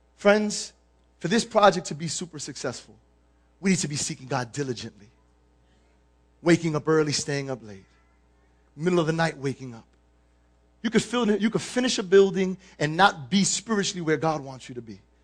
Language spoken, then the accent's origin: English; New York City, New York, United States; I'm born and raised in the Bronx